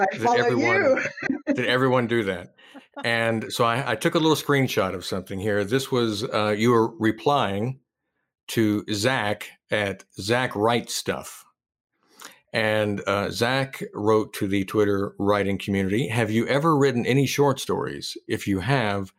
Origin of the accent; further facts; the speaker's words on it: United States; as an American